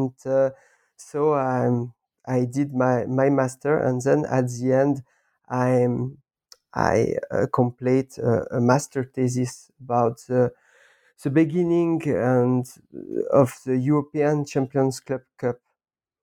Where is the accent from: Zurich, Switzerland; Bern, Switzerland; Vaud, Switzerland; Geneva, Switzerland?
Vaud, Switzerland; Lausanne; I was born in Lausanne 40 years ago, and I did all my school here, comprehensive school, college.